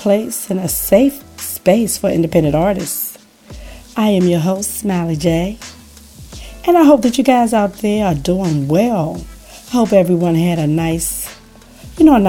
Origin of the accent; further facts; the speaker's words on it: Washington, District of Columbia, United States; growing up in Washington, D.C., we kind of had our own music scene going